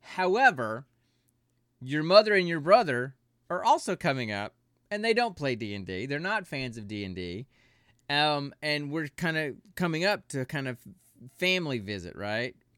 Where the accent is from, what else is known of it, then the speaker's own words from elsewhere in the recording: Alabama, United States; moved away as an adult; now in Georgia, United States; my hometown in Alabama